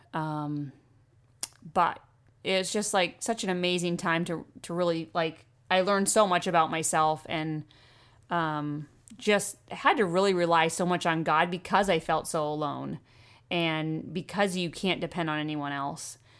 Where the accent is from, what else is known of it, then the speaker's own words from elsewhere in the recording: Maine, United States; also born or lived in Oregon / Freeport, Maine; I was born in Oregon, um, moved to Maine when I was five